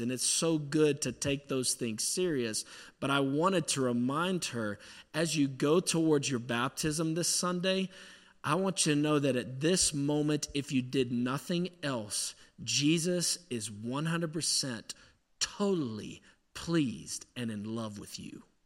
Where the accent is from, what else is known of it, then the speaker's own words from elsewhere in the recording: Pittsburgh, Pennsylvania, United States; accent: Yinzer; I'm from Pittsburgh. This Yinzer accent's